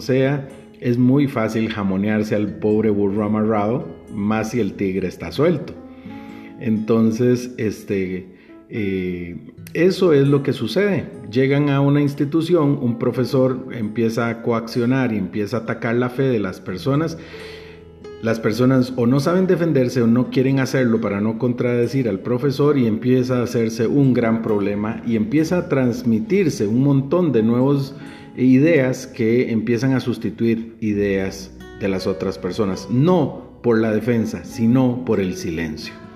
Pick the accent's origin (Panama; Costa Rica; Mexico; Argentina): Costa Rica; Guápiles, Limón; mi pueblo natal, que es Guapiles